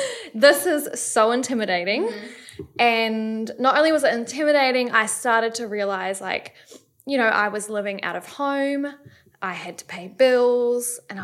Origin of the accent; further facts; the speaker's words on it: New Zealand; moved away as an adult; also born or lived in Sydney, Australia; now in Gold Coast, Australia; I'm 32. I'm from New Zealand, but I moved over here when I was 18.